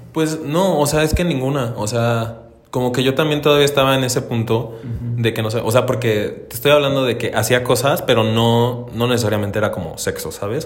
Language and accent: Spanish; Dolores Hidalgo, Guanajuato, Mexico; now in Celaya, Mexico; soy de Dolores Hidalgo, Alucuna de la Independencia ah. Nacional Guanajuato